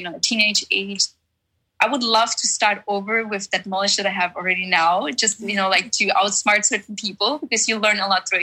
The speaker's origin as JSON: {"language": "English", "country": "Germany", "tie": "born or raised there", "also_born_or_lived": "Czech Republic / New York", "second_language": "English", "moved": "as an adult", "lives_now": "Orange County, United States", "said": "I was born in Czech Republic and then raised in Germany later on."}